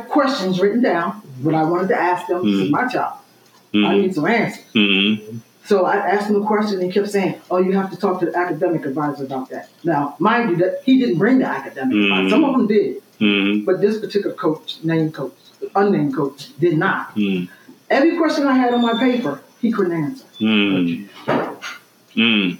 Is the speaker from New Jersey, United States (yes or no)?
yes; Glassboro, New Jersey, United States; I'm from Glassboro